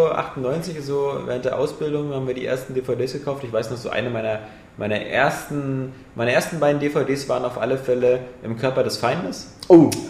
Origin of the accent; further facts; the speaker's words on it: Bavaria, Germany; Weil ich komme aus Bayern und da sind Volksfeste und Bier ohne Ende gibt es auch bei euch.